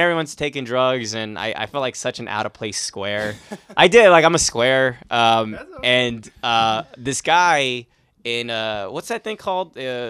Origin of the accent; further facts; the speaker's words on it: Los Angeles, California, United States; I actually grew up in Van Nuys. I was born and raised in the San Fernando Valley.